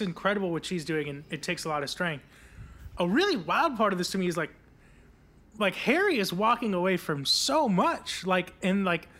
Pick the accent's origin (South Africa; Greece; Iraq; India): India; I guess like as an Indian person, I was always a little like skeptical of like people loving British royals